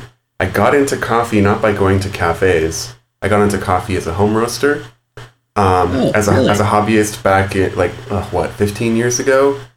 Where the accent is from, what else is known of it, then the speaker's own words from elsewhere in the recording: San Gabriel Valley, California, United States; I'm from the San Gabriel Valley, actually, which is a suburban region just to the east of Los Angeles.